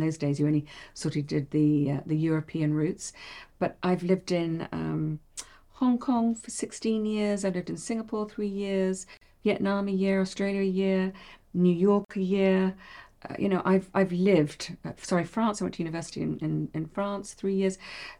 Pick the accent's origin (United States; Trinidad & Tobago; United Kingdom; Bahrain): Bahrain; I grew up in Bahrain. I'm fine with the heat.